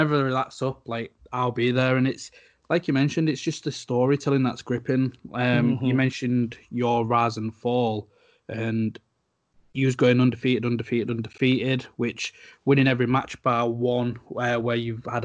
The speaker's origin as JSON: {"language": "English", "town": "Hull", "region": "Yorkshire and the Humber", "country": "United Kingdom", "tie": "born or raised there", "said": "my hometown, one in Hull"}